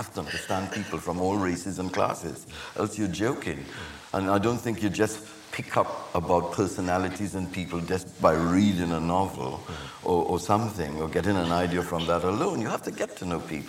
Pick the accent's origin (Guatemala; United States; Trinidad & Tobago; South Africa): Trinidad & Tobago; moved away; growing up in Trinidad, growing up in the Caribbean